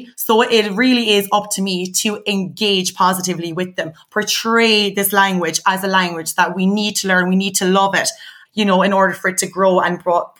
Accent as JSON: {"language": "English", "country": "Ireland", "said": "our culture here in Ireland"}